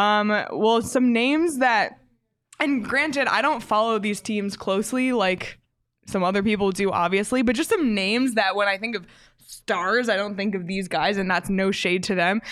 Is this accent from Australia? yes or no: no; Canada; as a Canadian